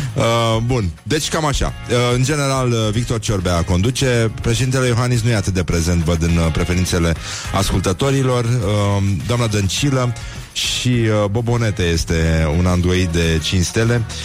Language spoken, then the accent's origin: Romanian; Brăila, Brăila County, Romania; respectiv eu, sunt din Brăila